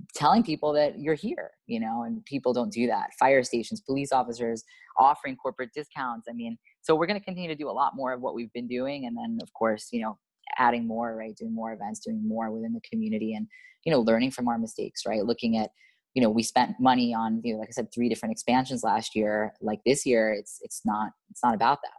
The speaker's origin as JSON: {"language": "English", "region": "New York", "country": "United States", "moved": "yes", "lives_now": "Miami, United States", "said": "I'm from New York"}